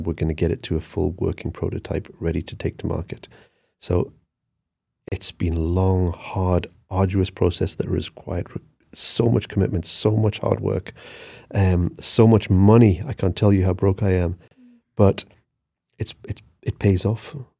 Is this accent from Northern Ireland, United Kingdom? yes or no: no; Newcastle upon Tyne, North East England, United Kingdom; I'm a grafter. I'm from Newcastle